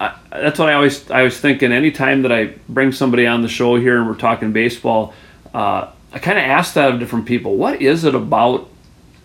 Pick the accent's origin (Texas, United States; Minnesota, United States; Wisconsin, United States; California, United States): Minnesota, United States; New Ulm; now in New Richland, United States; And I grew up in New Ulm, and I grew up outside of New Ulm